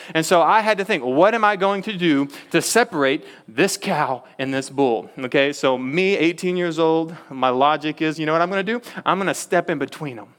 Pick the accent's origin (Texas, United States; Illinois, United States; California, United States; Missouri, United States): Texas, United States; I'm from Texas